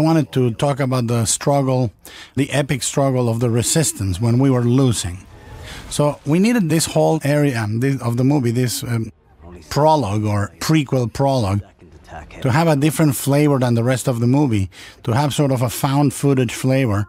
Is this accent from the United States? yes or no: no; Mexico; growing up in Mexico in the 1960s